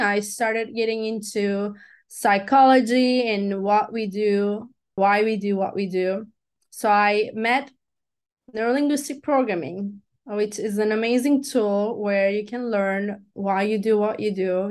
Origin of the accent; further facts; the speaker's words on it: Turkey; first language Turkish; English is a second language; moved away as an adult; also born or lived in Los Angeles, United States; I am from Turkey